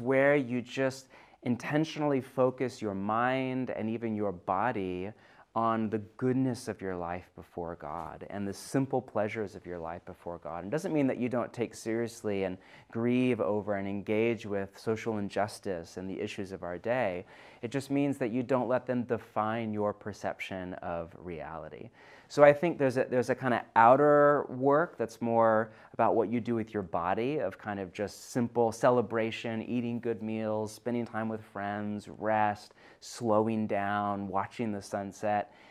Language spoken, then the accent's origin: English; California, United States; now in Pacific Northwest, United States; I'm from California originally